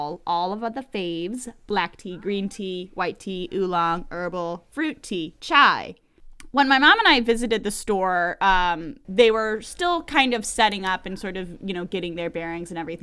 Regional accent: Pennington, New Jersey, United States; my local business in my hometown of Pennington, New Jersey, Central New Jersey.

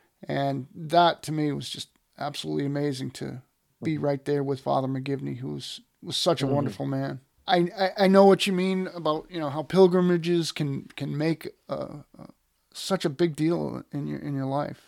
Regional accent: Massachusetts, United States; I grew up in Massachusetts as an Irish Catholic Red Sox fan.

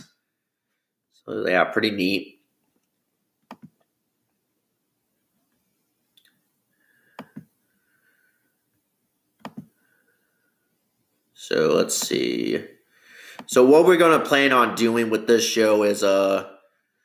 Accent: Bloomington, Illinois, United States; It's my hometown, Bloomington Normal

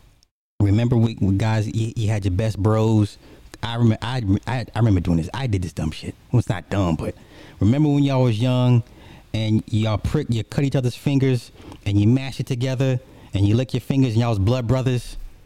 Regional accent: Alabama, United States; I'm from Alabama, but I get it.

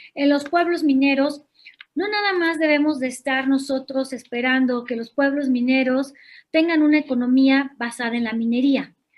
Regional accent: Guanajuato, Mexico; yo soy nacida en Guanajuato, Guanajuato, en el año de 1979. Todas mis escuelas las hice en escuelas públicas, egresada de la Universidad de Guanajuato

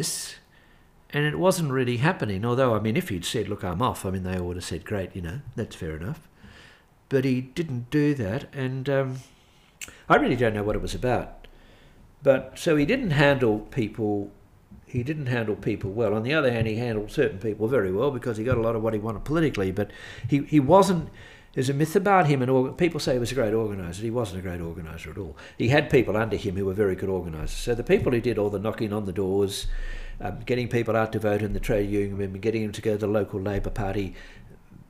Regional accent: Melbourne, Victoria, Australia; growing up in Melbourne, I mean, I was born in 1945. Growing up in Melbourne, Archbishop Daniel Mannix was a cult figure

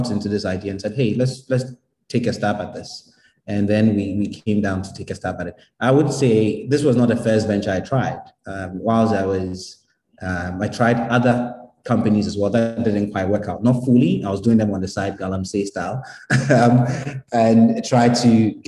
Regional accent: Ghana; moved away; coming back, you feel as Ghanaian as anybody else

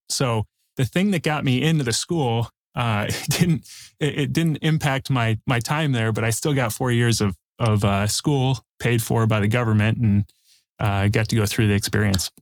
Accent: Chicago, Illinois, United States; now in Northwest Indiana, United States; I grew up in the south suburbs of Chicago

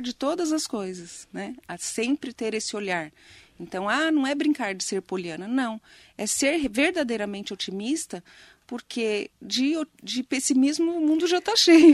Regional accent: Poá, São Paulo, Brazil; moved away as an adult; now in Mogi das Cruzes, Brazil; eu amo muito Poá né eu falo que eu saí de Poá mas Poá não saiu de mim

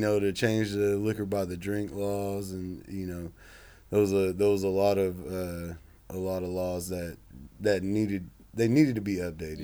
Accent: Oklahoma, United States; born or raised there

